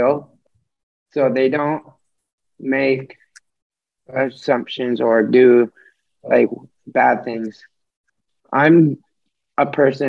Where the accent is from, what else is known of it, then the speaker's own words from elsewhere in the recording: Norwalk, United States; I'm 19 and I'm from Norwalk